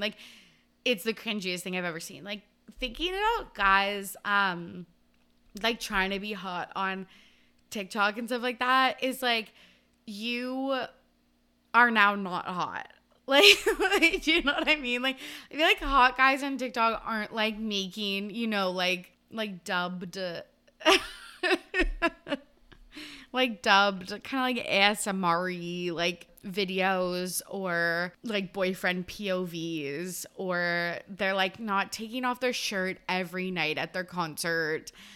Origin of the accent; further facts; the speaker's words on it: Canada; I'm Canadian.